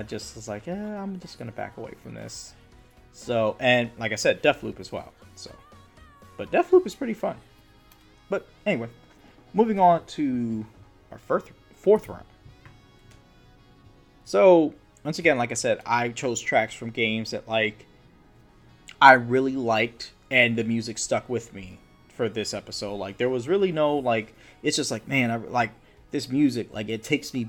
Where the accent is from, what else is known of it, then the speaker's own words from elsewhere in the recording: Harrisburg, Pennsylvania, United States; I grew up in Harrisburg, PA